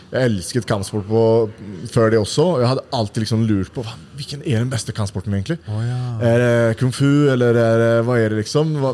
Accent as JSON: {"language": "Norwegian", "town": "Uddevalla", "region": "Västra Götaland", "country": "Sweden", "tie": "born or raised there", "moved": "as an adult", "lives_now": "Oslo, Norway", "said": "i byen der jeg kommer fra. da mm. Udvalla? Ja, Udvalla."}